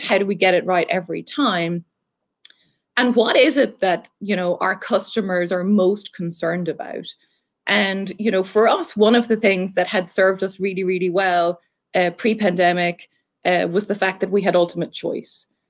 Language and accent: English; Ireland; accent: Irish; moved away as an adult; now in Southwest Florida, United States; I'm Irish, um, so hopefully I still have the accent fairly decently.